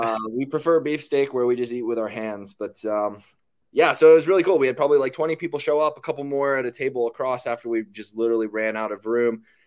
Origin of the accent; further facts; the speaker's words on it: Western Pennsylvania, United States; moved away as an adult; now in Austin, United States; I grew up in Western Pennsylvania, left home at eighteen with the military.